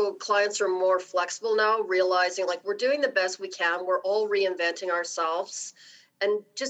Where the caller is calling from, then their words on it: Calgary, Alberta, Canada; I'm calling from Calgary.